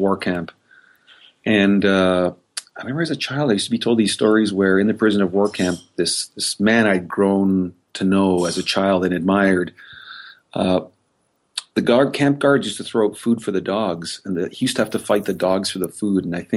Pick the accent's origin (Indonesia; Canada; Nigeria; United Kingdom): Canada; as a Canadian